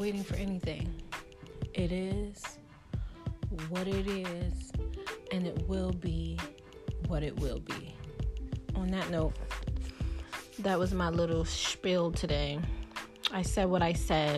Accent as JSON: {"language": "English", "region": "New York", "country": "United States", "said": "I'm from New York"}